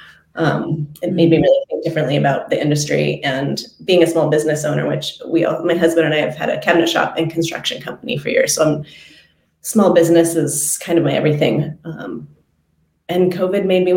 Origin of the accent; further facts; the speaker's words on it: Eugene, Oregon, United States; I am from Eugene, Oregon. I'm a total native Oregonian